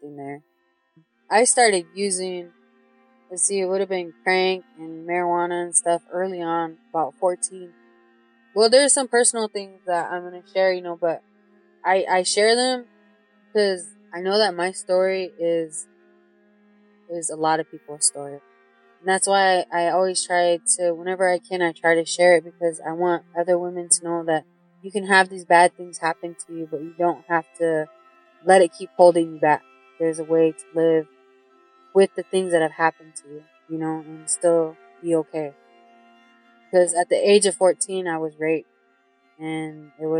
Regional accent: Sioux City, Iowa, United States; now in Santee, United States; I live in Santee on the reservation, but I grew up in Sioux City, Iowa

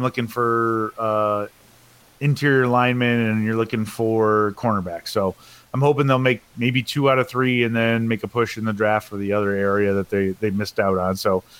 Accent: Wisconsin, United States; growing up in Wisconsin, it's, you know, as you guys know from, you know, visiting here, it's a way of life, and yeah, that's exactly what it was for me.

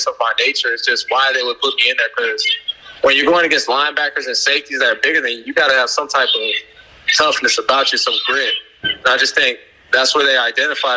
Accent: Palm Beach, Florida, United States; We were both Florida kids. He's from Tampa, I'm from Palm Beach.

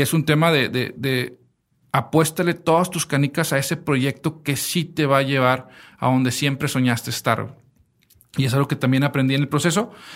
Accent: Mexico

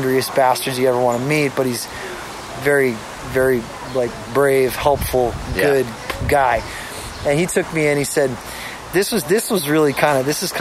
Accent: Boston, Massachusetts, United States; I was born in Brighton, Mass

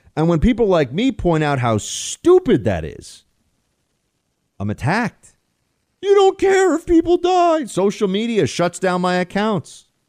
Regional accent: United States; as an American

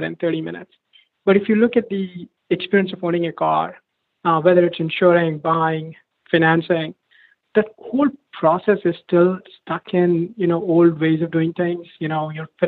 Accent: India; moved away as an adult; now in United States; I moved to US from India for my undergrad. When I was growing up, it was almost like a rare treat to even get a ride in the car.

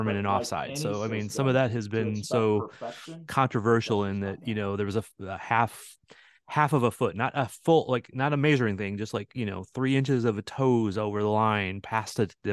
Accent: St. Louis, Missouri, United States; now in Kansas City, United States; I'm from St. Louis originally

